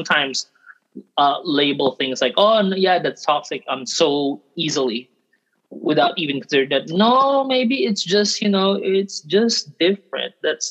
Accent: Thailand; We're Filipino, right? And then, but then for us, we grew up here in Thailand. We grew up in another country.

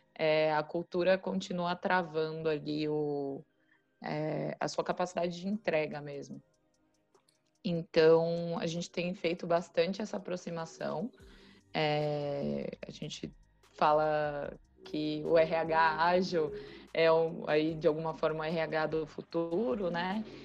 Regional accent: Brazil; eu era uma pessoa do Brasil

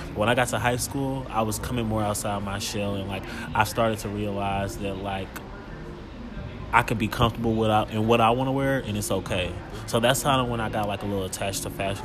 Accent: Kansas City, Missouri, United States; also born or lived in Los Angeles; growing up in Kansas City and just like going to school in Kansas City

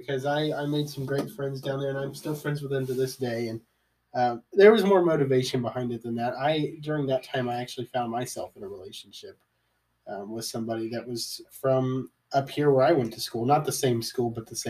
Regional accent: outside of Cincinnati, Ohio, United States; We grew up in outside of Cincinnati

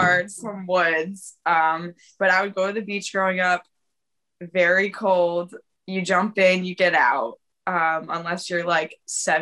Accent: New Hampshire, United States; I'm like, New Hampshire

